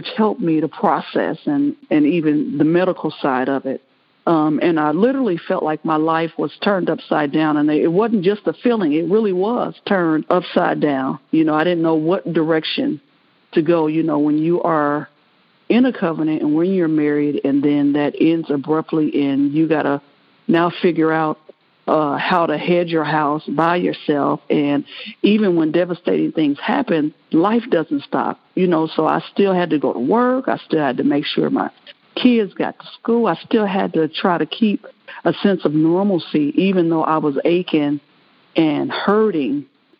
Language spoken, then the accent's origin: English; Kansas City, Missouri, United States; I'm from Kansas City, Missouri